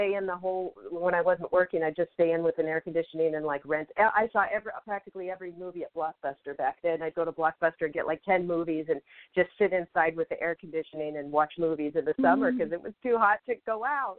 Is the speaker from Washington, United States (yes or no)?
yes; Seattle, Washington, United States; now in Los Angeles, United States; me being from Seattle, I grew up in Seattle, so, you know, that means the fall leaves crunching under my feet and all